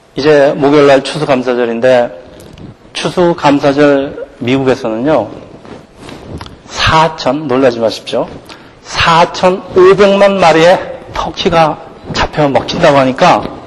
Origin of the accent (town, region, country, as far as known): South Korea; now in United States